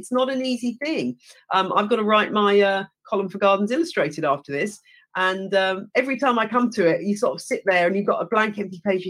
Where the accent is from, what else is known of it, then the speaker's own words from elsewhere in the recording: England, United Kingdom; accent: British; also born or lived in United States; as an English person